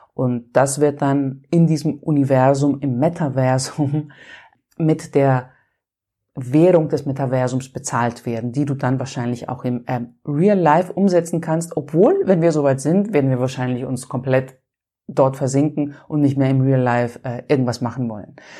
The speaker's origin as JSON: {"language": "German", "country": "Greece", "said": "Und ich bin ja Griechin"}